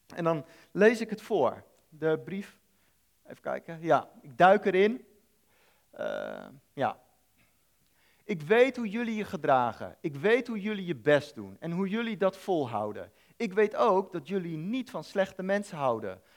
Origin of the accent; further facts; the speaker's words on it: Netherlands; ik als Nederlander